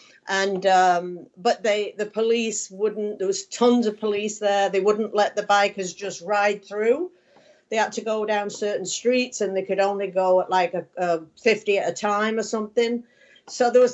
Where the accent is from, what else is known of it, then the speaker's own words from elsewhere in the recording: Manchester, North West England, United Kingdom; I'm from Manchester